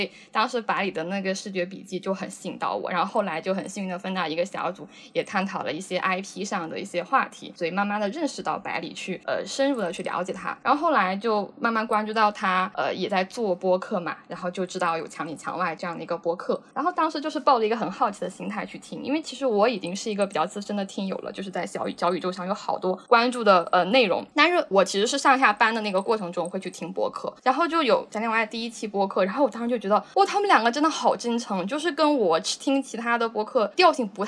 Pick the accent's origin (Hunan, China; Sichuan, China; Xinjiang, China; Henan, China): Henan, China; now in Shenzhen, China; 哦，我是河南的。